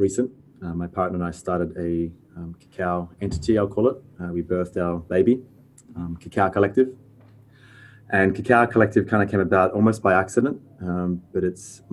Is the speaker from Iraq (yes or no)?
no; Fremantle, Western Australia, Australia; now in North Coogee, Australia; I'm a Perth boy. I call myself a Freo born and bred.